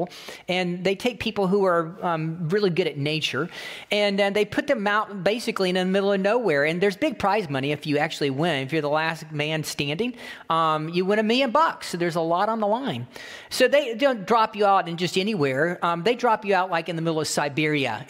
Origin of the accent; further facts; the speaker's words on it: The Villages, Florida, United States; I'm from Florida. I'm from the villages